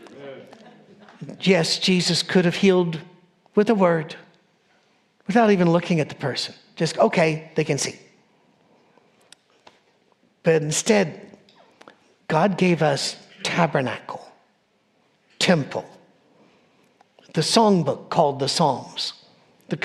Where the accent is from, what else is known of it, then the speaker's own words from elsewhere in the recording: Scotland, United Kingdom; I'm a Scottish person. I wear a kilt.